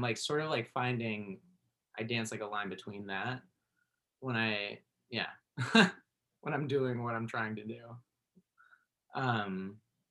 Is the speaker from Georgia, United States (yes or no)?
no; Berkeley, California, United States; I grew up in Berkeley